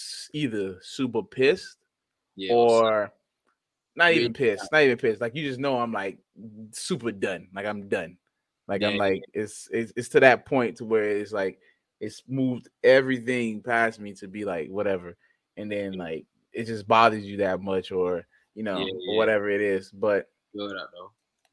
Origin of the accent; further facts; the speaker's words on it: Miami, Florida, United States; I'm from Miami